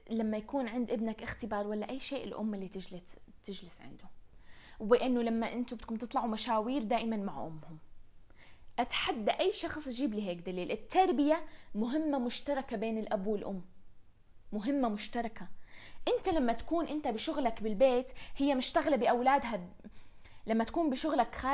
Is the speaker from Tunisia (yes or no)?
no; Riyadh, Riyadh Province, Saudi Arabia; كان كثير ياخذنا على مدينة الملاهي نلعب فيها لما كنا صغار بالرياض الذكريات من الروح على مدينة الملاهي إلى الآن محفورة محفورة براسي